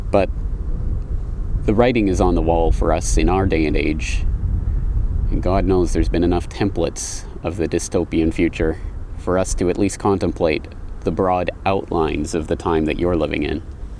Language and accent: English; Canada; now in Japan; I come from one called Canada.